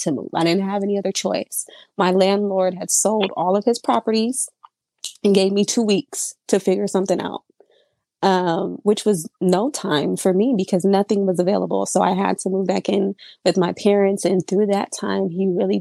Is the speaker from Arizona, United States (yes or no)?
yes; Surprise, Arizona, United States; I am from Surprise, Arizona. I've lived out here my entire life.